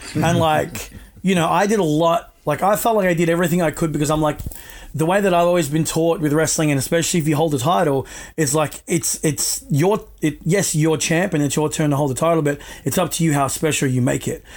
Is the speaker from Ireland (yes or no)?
no; Australia; I was born here in Australia, so my parents just taught me you know, how to speak it